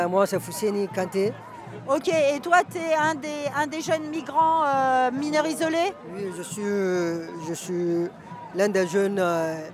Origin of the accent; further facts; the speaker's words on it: Mali; also born or lived in Spain; now in Paris, France; Moi, je viens du Mali.